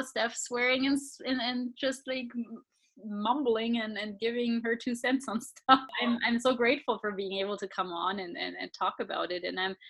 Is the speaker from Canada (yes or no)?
no; Southern Germany, Germany; I grew up in Germany, southern Germany.